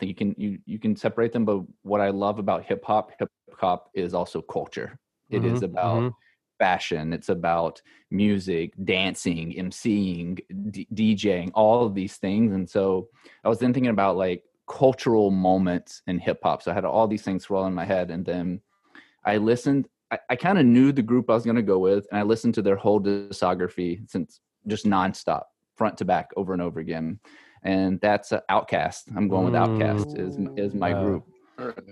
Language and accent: English; the South, United States; growing up in the South